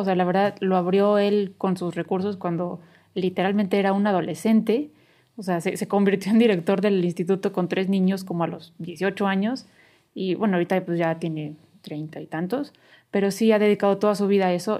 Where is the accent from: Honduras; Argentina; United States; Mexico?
Mexico; San Luis Potosí; moved away as an adult; la colonia donde yo viví, donde crecí toda la vida, este, está cerca de Soledad